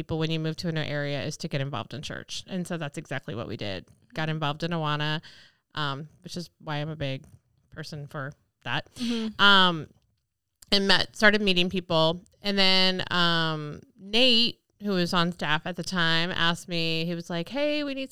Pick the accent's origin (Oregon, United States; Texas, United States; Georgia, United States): Oregon, United States; Portland; moved away as an adult; also born or lived in Seattle, Washington / Virginia; now in Iowa, United States; I am originally from Portland, Oregon, born and raised there.